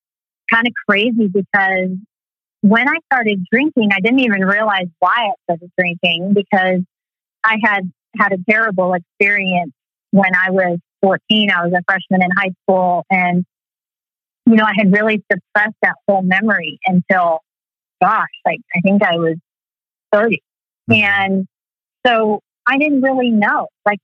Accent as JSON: {"language": "English", "region": "Texas", "country": "United States", "tie": "born or raised there", "said": "Yeah, Texas was interesting. I loved it, but we always moved around. My dad was in the military, so we moved around a lot, and so Texas is my real home."}